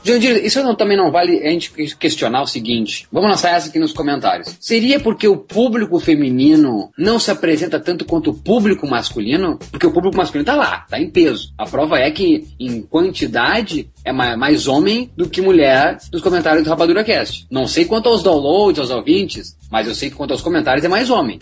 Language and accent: Portuguese; Brazil; nós somos do Brasil, nós temos vários sotaques